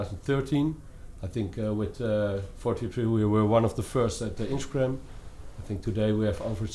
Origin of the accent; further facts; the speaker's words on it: near Amsterdam, North Holland, Netherlands; I'm from the Netherlands, nearby Amsterdam.